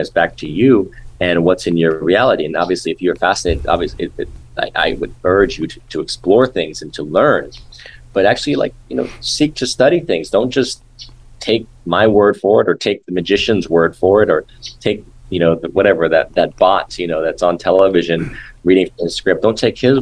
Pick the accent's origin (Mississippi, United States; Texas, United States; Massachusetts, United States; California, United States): California, United States; Los Angeles; from when I was a kid growing up in Hollywood